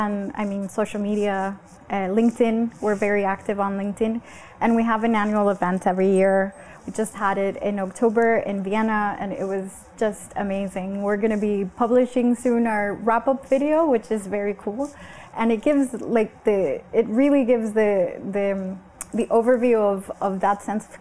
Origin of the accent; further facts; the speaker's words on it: Honduras; I am from Honduras, I'm from it's a third world country.